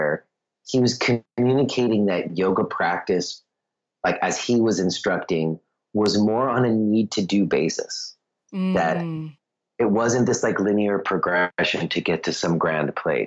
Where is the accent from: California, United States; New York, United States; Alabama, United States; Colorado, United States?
New York, United States; now in Easton, United States; I was from New York